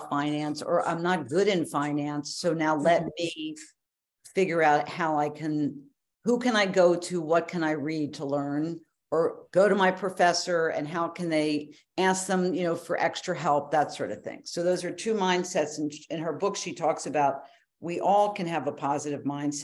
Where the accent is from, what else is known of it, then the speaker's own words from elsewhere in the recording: Philadelphia, Pennsylvania, United States; moved away; also born or lived in New York; we grew up in Philly, Philadelphia, we were Phillies fans